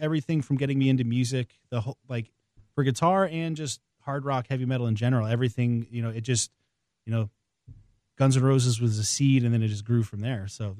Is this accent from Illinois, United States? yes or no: no; Maine, United States; In the middle of nowhere in Maine.